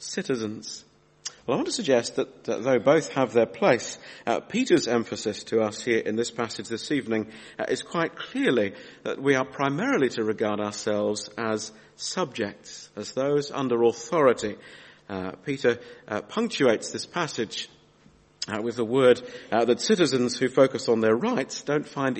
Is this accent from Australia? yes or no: yes; Australia; moved away; When I was 8 years old, my daughter Mary's age now, and I was growing up in Australia